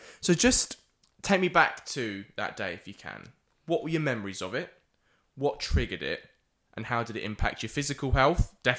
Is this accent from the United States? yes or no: no; England, United Kingdom; As English people, we always